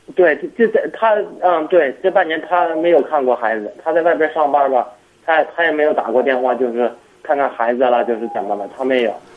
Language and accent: Chinese; Shijiazhuang, Hebei, China; 我是石家庄的